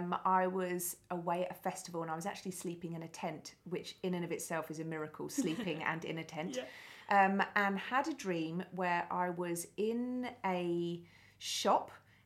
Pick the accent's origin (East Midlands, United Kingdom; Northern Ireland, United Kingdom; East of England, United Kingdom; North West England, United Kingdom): East of England, United Kingdom; Billericay; born or raised there